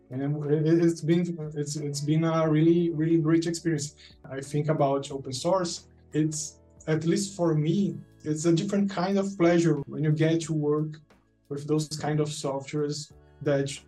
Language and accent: English; Fortaleza, Ceará, Brazil; now in Juazeiro do Norte, Brazil; I'm from Brazil. I'm from a, a, town in northeast called Fortaleza, and now I'm living in a near, relatively near town called Juazeiro do Norte.